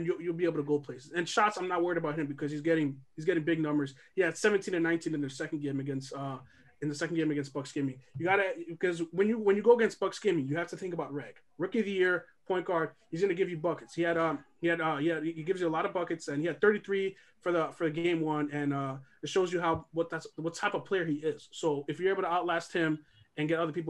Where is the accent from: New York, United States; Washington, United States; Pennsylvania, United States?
New York, United States; We're all born and raised in New York